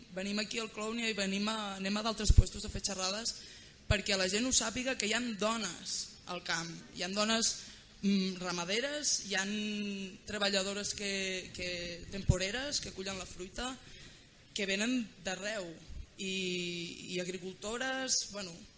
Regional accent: Catalonia, Spain; les que som de Catalunya

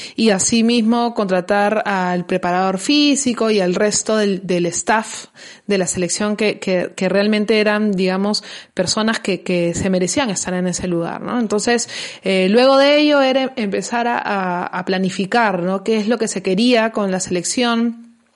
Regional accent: Peru; nosotros como, como peruanos

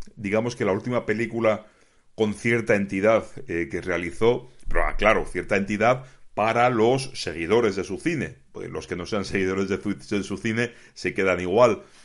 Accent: Spain; yo como aficionado español

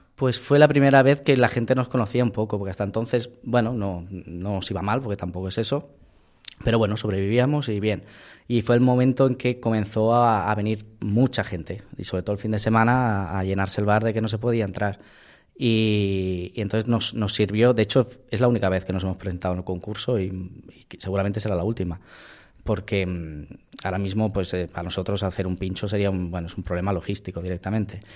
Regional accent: Barcelona, Catalonia, Spain; moved away as an adult; now in Valladolid, Spain; Yo he nacido a 50 metros del Camp Nou

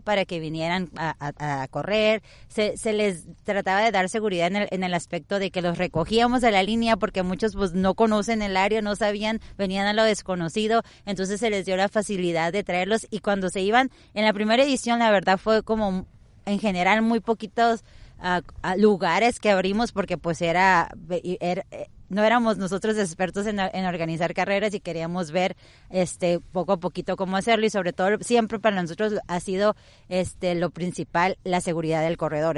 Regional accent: Tijuana, Baja California, Mexico; moved away as an adult; now in Vista, United States; yo soy totalmente aquí de Tijuana, tengo poco tiempo que tuve la, fortuna, se podría decir, o, la vida me llevó a estar ahorita en, allá en, Estados Unidos, en Vista, pero yo soy tijuanense de aquí

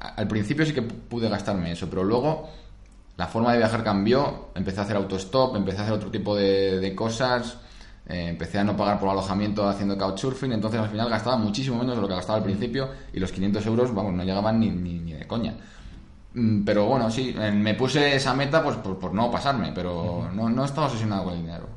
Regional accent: Madrid, Community of Madrid, Spain; also born or lived in Rome, Italy / England; yo que soy de Madrid

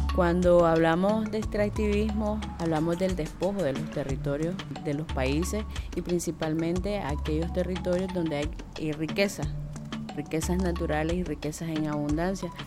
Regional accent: Río San Juan, Nicaragua; soy de Río San Juan

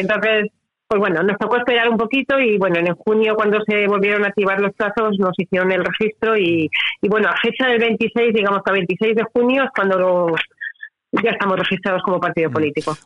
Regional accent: Alicante, Valencian Community, Spain; now in Altea, Spain; yo vivo realmente en Altea, soy de Alicante

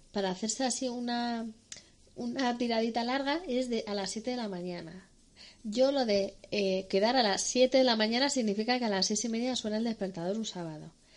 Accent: Madrid, Community of Madrid, Spain; Somos dos chicas madrileñas

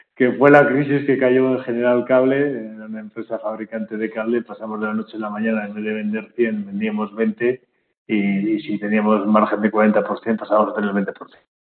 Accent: Bilbao, Basque Country, Spain; moved away as an adult; also born or lived in Madrid; now in Barcelona, Spain; Yo ahora vivo en Barcelona, aunque soy de Bilbao

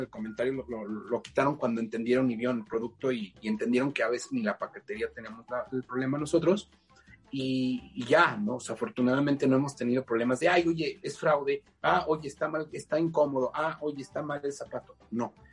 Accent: Mexico; como mexicanos no reconozcamos

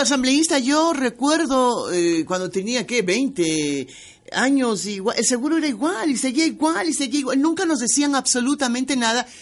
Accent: Ecuador; a lo mejor soy ecuatoriana diferente

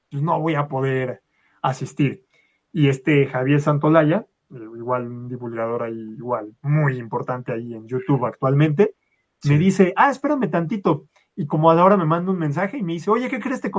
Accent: Mexico City, Mexico; yo soy de Ciudad de México.

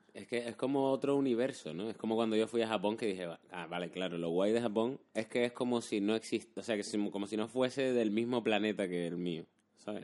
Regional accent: Canary Islands, Spain; accent: Canarian; en Canarias se sabe que somos más rápidos.

